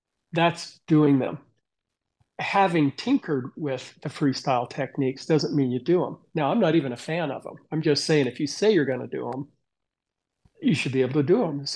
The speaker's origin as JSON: {"language": "English", "region": "Alaska", "country": "United States", "also_born_or_lived": "Big Bear Lake, California", "moved": "yes", "said": "After that, I moved back to Alaska. So my quick story was I came from Alaska. I ended up in Big Bear Lake. So I'd spent 5 years down here in California and decided to move back to Alaska."}